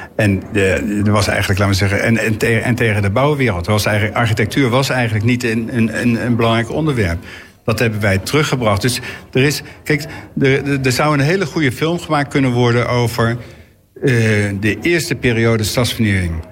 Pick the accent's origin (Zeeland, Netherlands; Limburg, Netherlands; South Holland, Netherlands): South Holland, Netherlands; The Hague; ik ben natuurlijk opgegroeid in de Schilderswijk